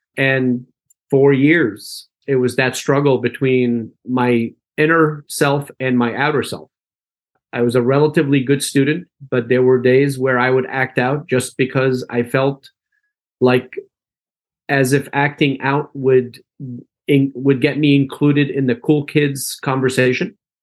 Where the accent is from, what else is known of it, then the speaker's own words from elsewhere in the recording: Allentown, Pennsylvania, United States; English is a second language; also born or lived in Damascus, Syria / Philadelphia, Pennsylvania; I was born in Damascus, Syria. And uh, my family immigrated to the United States when I was 10 years old in 1977. We settled in Allentown, Pennsylvania. And that's where most of my formative years were spent